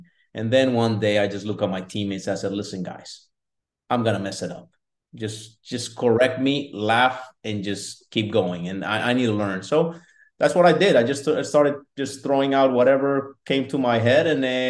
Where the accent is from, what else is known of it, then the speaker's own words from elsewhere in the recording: Colombia; now in United States; So when I came from Colombia, I don't recall drinking a full bottle of water.